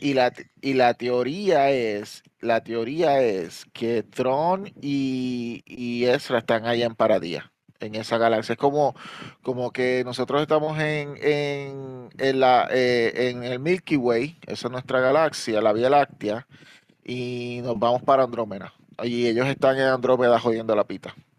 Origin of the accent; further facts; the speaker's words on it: Puerto Rico; now in New York, United States; somos de Puerto Rico, yo vivo en Nueva York